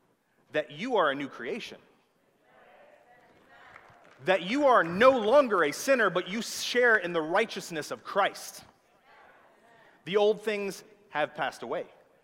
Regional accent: the South, United States; accent: southern; That was my southern accent coming out.

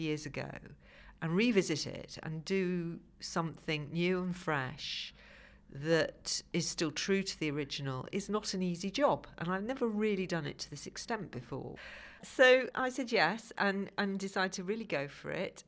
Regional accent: Liverpool, North West England, United Kingdom; now in London, United Kingdom; I live now in London. I grew up in Liverpool

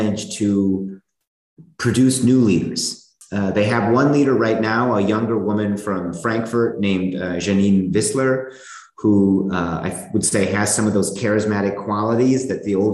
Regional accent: United States; moved away as an adult; now in Germany; I grew up in the United States

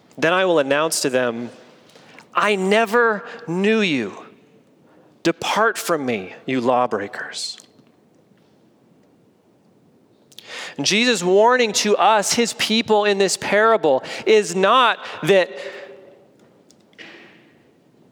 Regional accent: United States; as an American

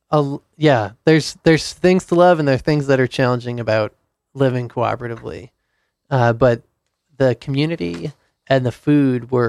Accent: Providence, Rhode Island, United States; Rhode Island.

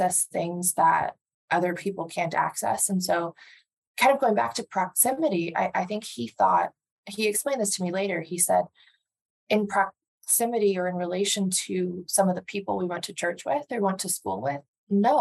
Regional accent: Andover, Massachusetts, United States; I grew up outside of Boston with parents that were not from the Boston area

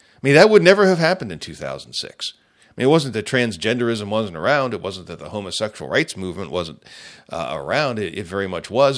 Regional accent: United States; I'm an American and I'm a Christian

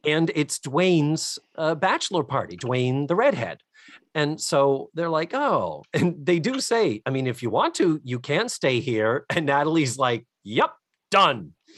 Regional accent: New England, United States; also born or lived in Western Massachusetts; growing up in New England.

